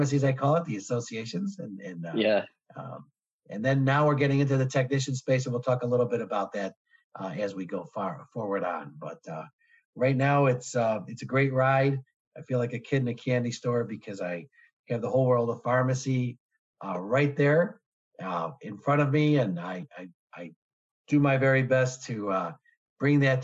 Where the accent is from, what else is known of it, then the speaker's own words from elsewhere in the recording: Chicago, Illinois, United States; I'm born and raised in Chicago, never left